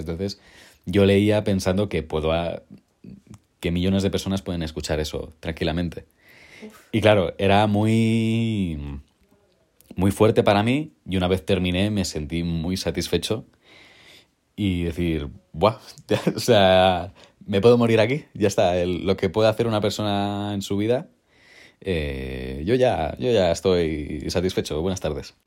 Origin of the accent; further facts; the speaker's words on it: Molins de Rei, Catalonia, Spain; yo soy de un pueblo cerca de Barcelona llamado Mulins de Rey, así que sí, soy catalán.